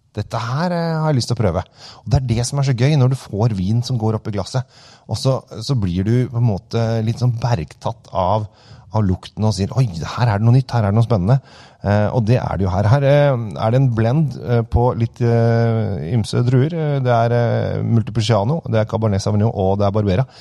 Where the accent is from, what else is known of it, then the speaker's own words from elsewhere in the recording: Norway; oss her hjemme i Norge